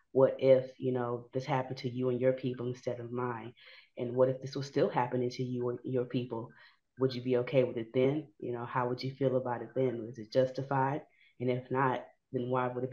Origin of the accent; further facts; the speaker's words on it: Houston, Texas, United States; I'm from Fifth Ward